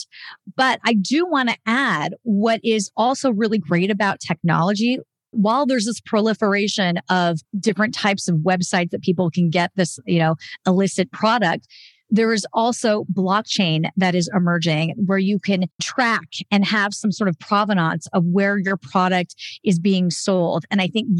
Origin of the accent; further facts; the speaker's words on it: Albuquerque, New Mexico, United States; Albuquerque, which is my hometown, has a chapter